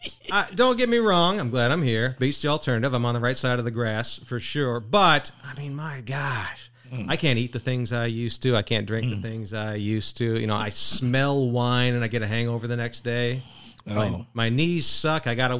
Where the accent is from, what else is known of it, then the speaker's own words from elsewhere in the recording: Michigan, United States; now in Oshkosh, United States; I'm coming from Michigan, lower Michigan. Mm-mm. So I bounced around a lot, but my wife's from Wisconsin. We made it our way up here.